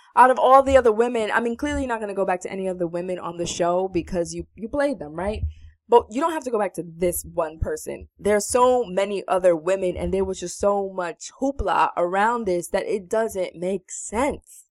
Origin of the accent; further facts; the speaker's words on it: New York, United States; we're from New York